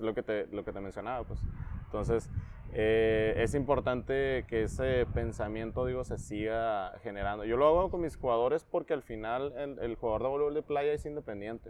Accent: Tecate, Baja California, Mexico; also born or lived in Acapulco / Tijuana; nací en Acapulco nada más, pero me crié en Tecate

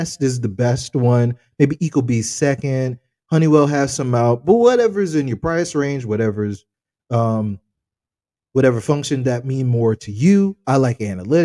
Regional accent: United States; we're American

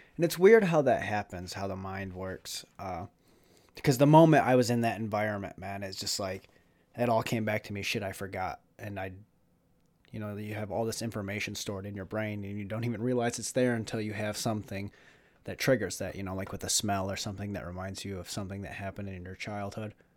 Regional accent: Jackson, Michigan, United States; also born or lived in Vero Beach, Florida / Melbourne, Florida; now in Florida, United States; I was from Jackson

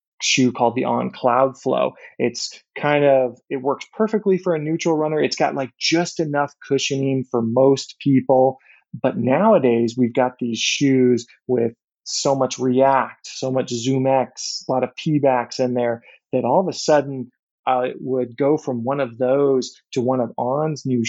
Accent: Orlando, Florida, United States; moved away as an adult; also born or lived in Arkansas / San Francisco Bay Area; I grew up in Florida

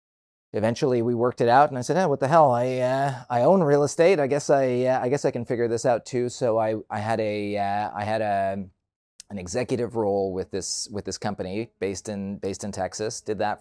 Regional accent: Toronto, Ontario, Canada; also born or lived in Vancouver; I grew up in Toronto, and for university, I moved out to Vancouver.

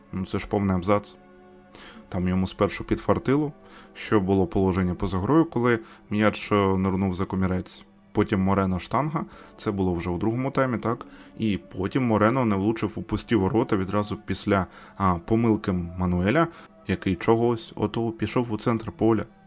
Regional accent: Ukraine; Ми з України.

